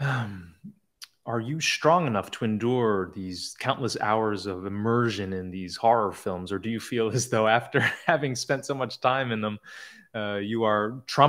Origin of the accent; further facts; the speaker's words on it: New Jersey, United States; I'm from New Jersey